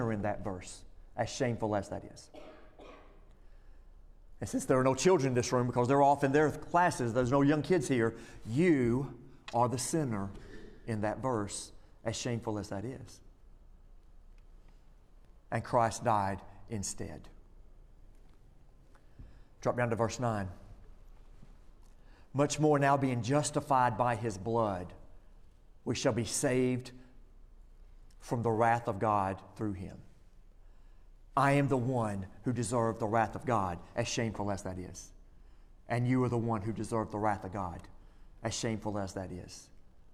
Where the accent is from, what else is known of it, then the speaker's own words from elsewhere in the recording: Florence, United States; I grew up in Florence